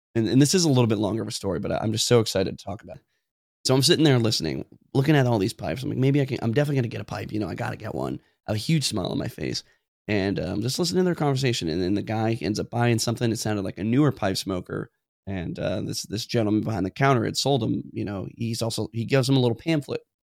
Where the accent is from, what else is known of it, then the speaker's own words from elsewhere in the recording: Tacoma, Washington, United States; I'm from Tacoma. I work in a jo-, joint base, Lewis McCord, Fort Lewis